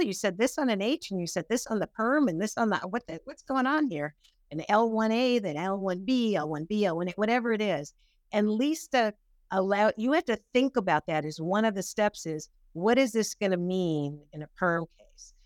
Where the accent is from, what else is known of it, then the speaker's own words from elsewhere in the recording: Pasadena, California, United States; I grew up in Pasadena